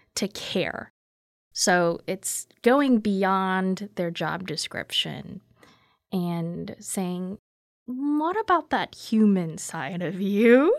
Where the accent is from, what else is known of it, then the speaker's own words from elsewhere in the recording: United States; also born or lived in Korea; I very much identify as simply American